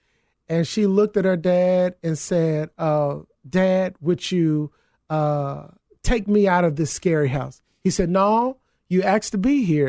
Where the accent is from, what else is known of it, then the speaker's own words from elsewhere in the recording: the South, United States; It's an old adage. I'm from the South.